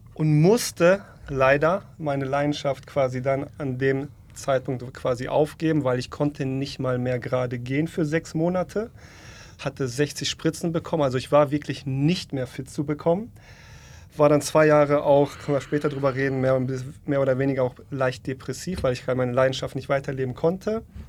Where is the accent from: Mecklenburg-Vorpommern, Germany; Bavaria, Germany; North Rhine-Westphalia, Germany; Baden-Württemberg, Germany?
North Rhine-Westphalia, Germany; also born or lived in Poland; bin in NRW groß geworden